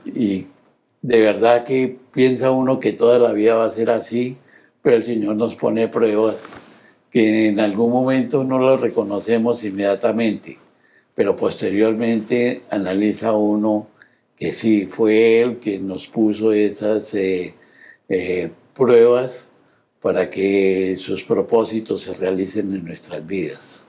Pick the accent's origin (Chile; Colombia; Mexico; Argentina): Colombia; Bogotá; nací en Bogotá, Colombia